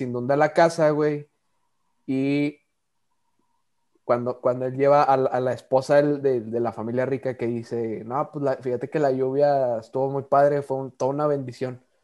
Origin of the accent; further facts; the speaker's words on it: Monterrey, Nuevo León, Mexico; nosotros que somos regios